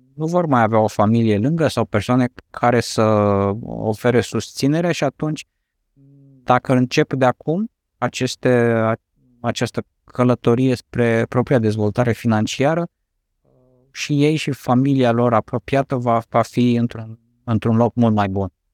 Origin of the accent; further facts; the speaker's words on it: Romania; noi ca și români